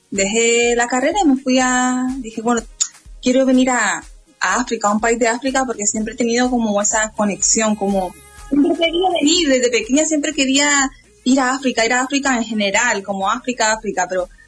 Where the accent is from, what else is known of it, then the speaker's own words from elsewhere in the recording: Canary Islands, Spain; now in Madrid, Spain; Ya estudiaba en Madrid. Y yo como buena isleña, pues no, no me adapté a Madrid del todo, no, no era un lugar para mí